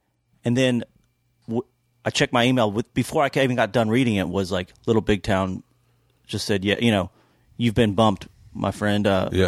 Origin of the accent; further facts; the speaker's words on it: New York, United States; also born or lived in Georgia; I'm from New York, but I was born in Georgia.